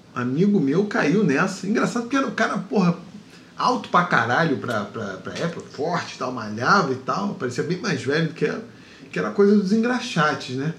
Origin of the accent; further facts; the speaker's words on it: Rio de Janeiro, Brazil; also born or lived in Seropédica; eu sou de Campo Grande